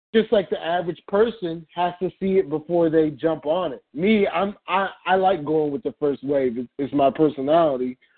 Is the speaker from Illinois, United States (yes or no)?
no; Baltimore, Maryland, United States; we're from Baltimore